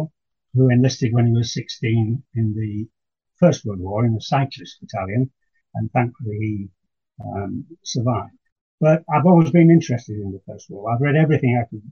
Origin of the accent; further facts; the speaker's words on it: Yorkshire and the Humber, United Kingdom; moved away as an adult; now in Buckinghamshire, United Kingdom; I was born in Yorkshire, but work took me gradually southwards.